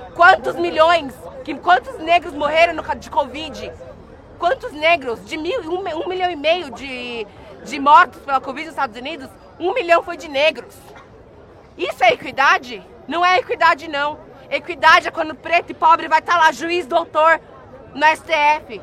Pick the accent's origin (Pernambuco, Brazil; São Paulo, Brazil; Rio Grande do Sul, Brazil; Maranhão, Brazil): São Paulo, Brazil; eu vim da periferia da Alba, ali do Jabaquara